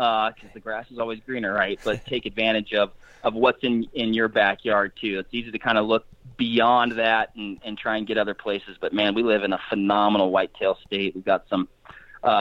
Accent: Western Washington, United States; moved away as an adult; born and raised in Washington State. So that's kind of my hometown is Western Washington

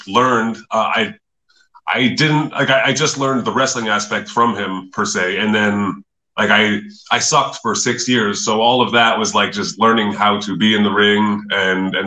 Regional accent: Nanaimo, British Columbia, Canada; moved away as an adult; also born or lived in Calgary; I was from the Vancouver Island in Nanaimo

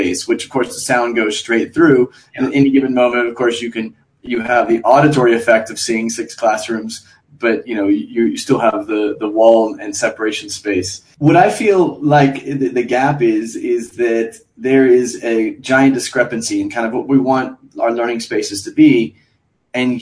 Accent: Galveston, Texas, United States; I'm from Galveston, Texas, where we had multiple schools reconstructed

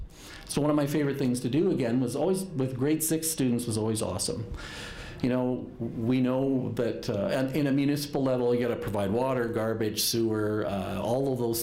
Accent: Alberta, Canada; I've obviously born and raised in Alberta

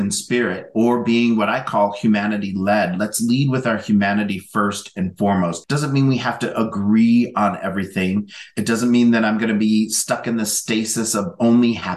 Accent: North Central Minnesota, United States; moved away; also born or lived in Southern Oregon; growing up in North Central Minnesota

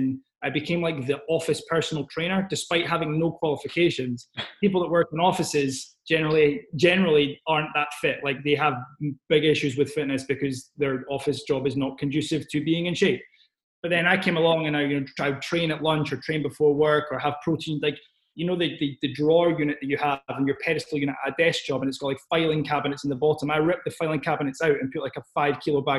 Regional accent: Scotland, United Kingdom; I am from Scotland

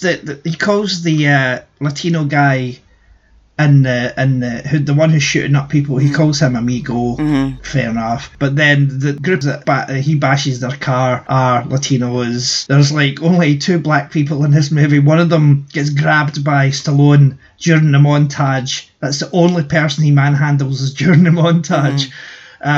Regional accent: Scotland, United Kingdom; being Scottish

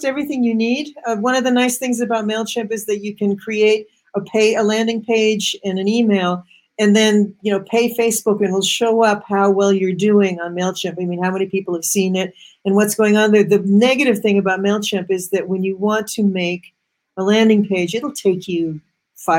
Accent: Massachusetts, United States; I grew up in Massachusetts, which is the cradle of computers

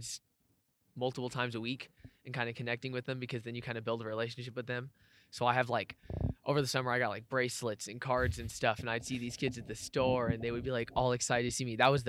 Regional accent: Houston, Texas, United States; I am from Houston, Texas.

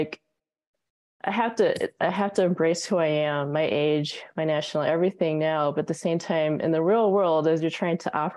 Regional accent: United States; moved away as an adult; now in Australia; I'm an American

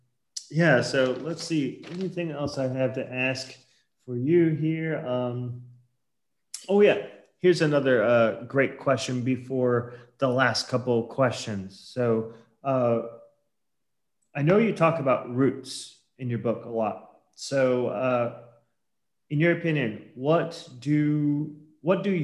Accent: Portland, Oregon, United States; moved away; I grew up in Portland, Oregon.

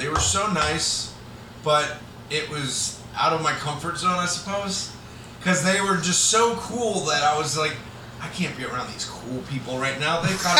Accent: Florida, United States; moved away as an adult; now in Oregon, United States; I moved out here from Florida. In the particular part of Florida that I'm from, has some of the worst water.

